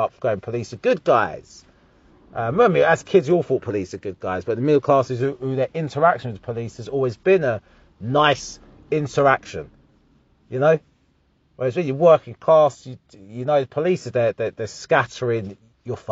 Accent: Harlow, East of England, United Kingdom; I'm from Harlow, Essex

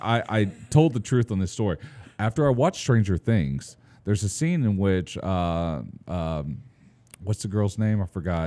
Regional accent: Fairfield, Texas, United States; growing up in Fairfield, Texas, little small town

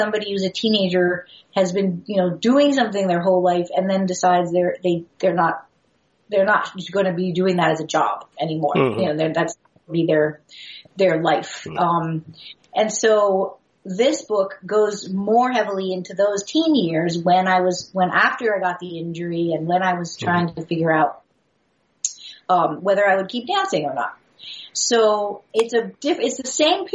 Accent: New York, United States; a girl growing up in New York at the time doing ballet

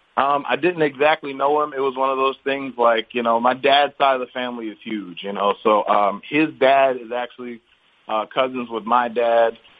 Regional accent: Baltimore, Maryland, United States; I grew up in Baltimore and went to school for college in Baltimore

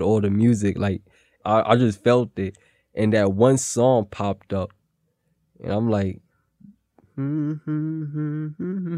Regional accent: New York City, New York, United States; I'm from Williamsburg, Brooklyn, and I'm 24 years old.

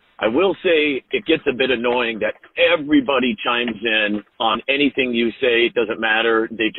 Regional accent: Glendora, California, United States; How you doing? … I'm from Glendora.

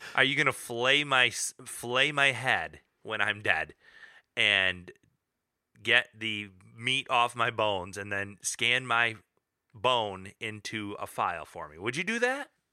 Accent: Michigan, United States; We're, we're all from Michigan

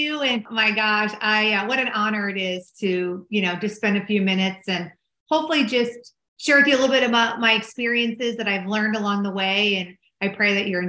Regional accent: Minneapolis, Minnesota, United States; accent: Minnesota; also born or lived in Dallas, Texas; I'm originally from Minneapolis, Minnesota, and you probably can tell from my funny accent. And I moved back home

